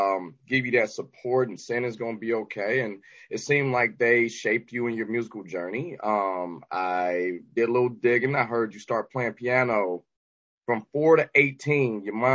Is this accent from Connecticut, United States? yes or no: no; Detroit, Michigan, United States; Either way, born and raised in Detroit.